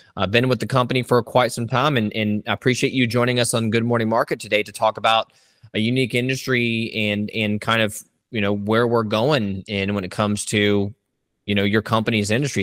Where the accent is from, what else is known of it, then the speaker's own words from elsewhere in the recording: Savannah, Georgia, United States; I too was born and raised in the Savannah area